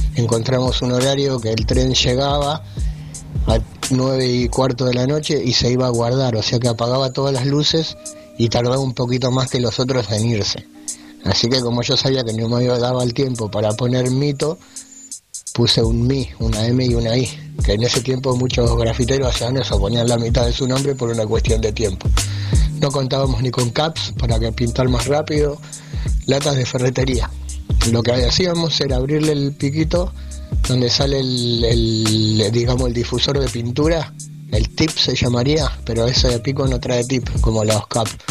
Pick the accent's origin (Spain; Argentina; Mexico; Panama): Argentina; Burzaco / Claypole, Buenos Aires; yo me quería acá en Bursaco, en el barrio de Las Rosas, de ahí nos fuimos al barrio de Noriones, yo te hablo de chico, ¿no? A los 3, 4 años. Empecé la escuela ahí, en Claypole